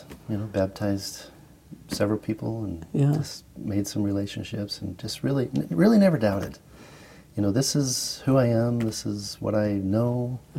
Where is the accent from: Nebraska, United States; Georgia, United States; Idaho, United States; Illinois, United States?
Idaho, United States; now in Salt Lake City, United States; I was born in Salt Lake. My family, yeah, okay. Actually, and my family moved to Idaho when I was pretty young. I was about 8, 9.